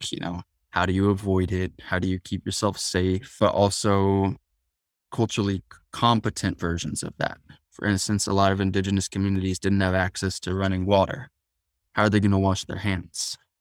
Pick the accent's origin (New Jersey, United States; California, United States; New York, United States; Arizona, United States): Arizona, United States; Tucson; I was raised in Tucson, Arizona, which is where the Yaqui tribe is